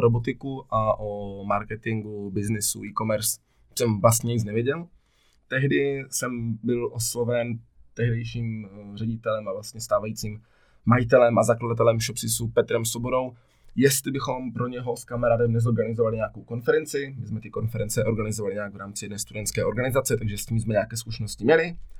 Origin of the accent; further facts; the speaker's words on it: Ostrava, Moravian-Silesian Region, Czechia; jsem z Ostravy